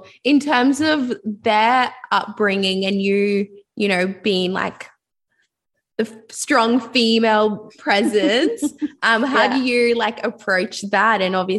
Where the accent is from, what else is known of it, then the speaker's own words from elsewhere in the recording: Liberia; I'm originally from Liberia